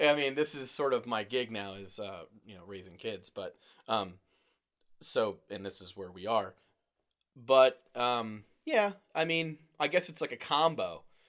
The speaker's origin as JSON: {"language": "English", "area": "Lehigh Valley", "region": "Pennsylvania", "country": "United States", "said": "I'm from the Lehigh Valley."}